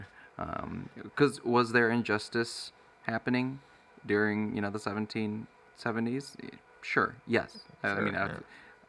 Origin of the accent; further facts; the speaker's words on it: United States; as American citizens